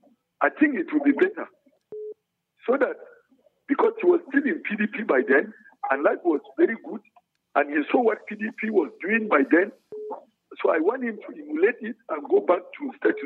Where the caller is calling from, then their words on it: Bukuru, Plateau, Nigeria; I'm calling you from Bukuru Express.